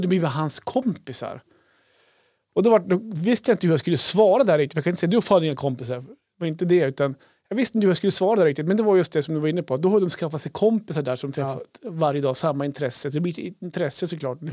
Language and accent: Swedish; Krokom, Jämtland, Sweden; när jag var liten, när vi var liten, bodde i Krokom